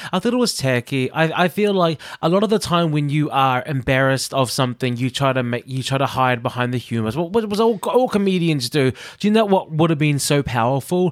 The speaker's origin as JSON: {"language": "English", "country": "New Zealand", "moved": "yes", "lives_now": "United Kingdom", "said": "I'm from New Zealand"}